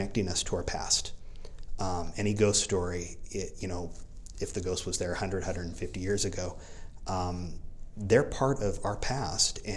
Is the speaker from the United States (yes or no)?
yes; Whittier, California, United States; also born or lived in Corona; I grew up in Whittier